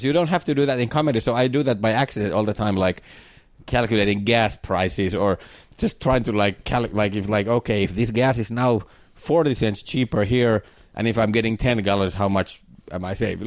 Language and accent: English; Finland; born or raised there